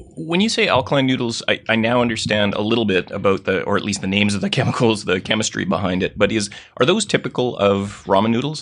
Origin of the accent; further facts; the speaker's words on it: Gibsons, British Columbia, Canada; I was married right here where I'm recording in my hometown of Gibson's, British Columbia